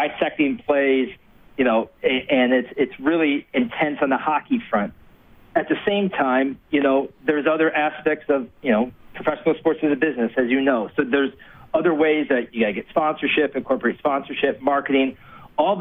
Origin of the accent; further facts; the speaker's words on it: United States; moved away as an adult; also born or lived in Edmonton, Canada; being an American